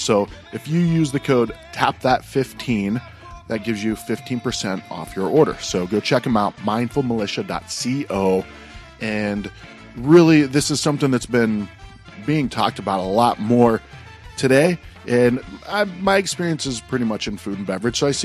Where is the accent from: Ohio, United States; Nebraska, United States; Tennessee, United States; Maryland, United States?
Ohio, United States; Youngstown; now in Arizona, United States; I grew up in Steel Mill Country, Youngstown, Ohio